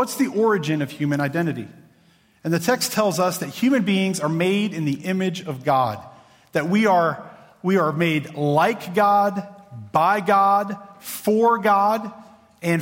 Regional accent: Clarksville, Virginia, United States; I grew up in Clarksville, Virginia.

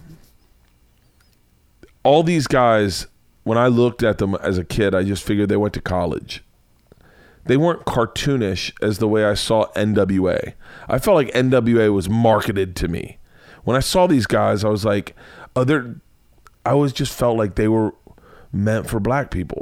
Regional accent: Florida, United States; I grew up in Florida.

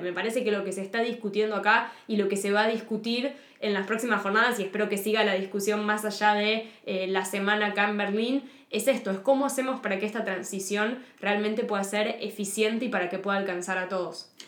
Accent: Argentina; soy periodista multimedia especializada en ambiente y cambio climático de Argentina

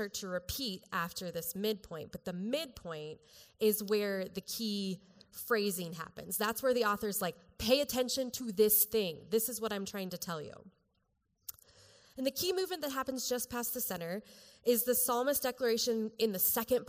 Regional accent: Colorado, United States; I'm from Colorado.

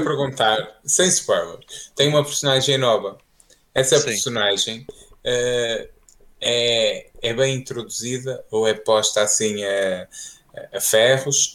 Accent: Fafe, Norte, Portugal; moved away; comecei a sair de Faf, que eu tenho um sotaque mesmo, mesmo, mesmo muito acentuado

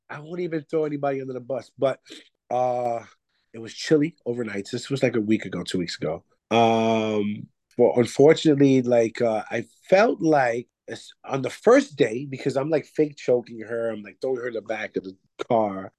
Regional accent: New York City, New York, United States; I am from Bronx, New York. That's uh, the Bronx section of New York City

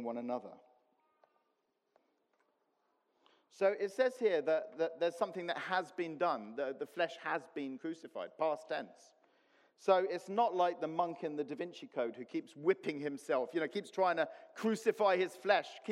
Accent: Cyprus; moved away; I grew up in Cyprus

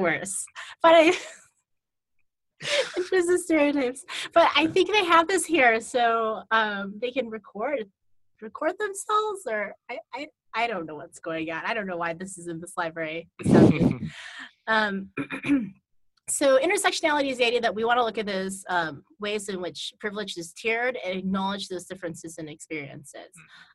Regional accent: United States; as an American

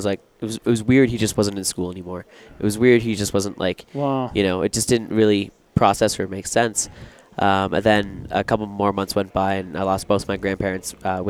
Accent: Newmarket, Ontario, Canada; I grew up in a small town just outside Toronto, Canada, Newmarket.

